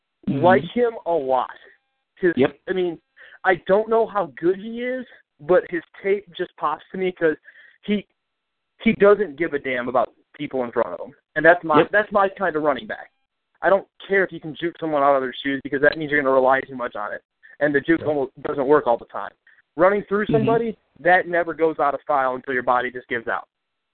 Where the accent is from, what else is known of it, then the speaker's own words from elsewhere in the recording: Chicago, Illinois, United States; I'm from Chicago